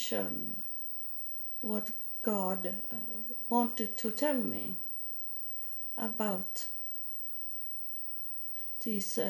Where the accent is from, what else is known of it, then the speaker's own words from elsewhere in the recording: Sweden; I come from Sweden, and I come the whole way to India